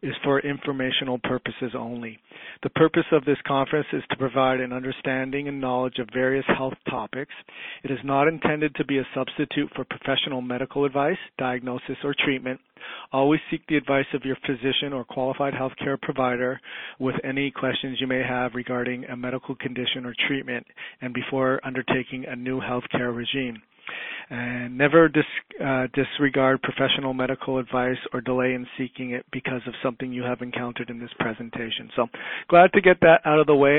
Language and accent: English; Toronto, Ontario, Canada; I grew up in Toronto, Ontario, Canada